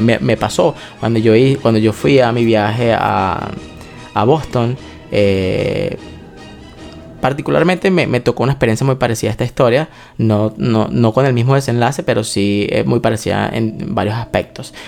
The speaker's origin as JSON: {"language": "Spanish", "country": "Venezuela", "said": "nosotros somos venezolanos"}